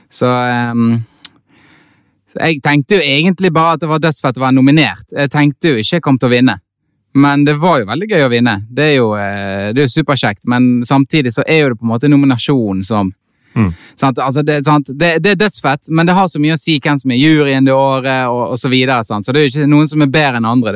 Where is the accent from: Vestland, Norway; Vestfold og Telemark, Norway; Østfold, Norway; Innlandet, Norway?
Vestland, Norway; Bergen; jeg er født i Bergen